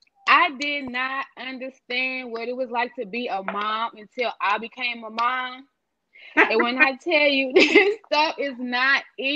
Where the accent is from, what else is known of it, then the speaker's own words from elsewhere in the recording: St. Louis, Missouri, United States; I'm from St. Louis.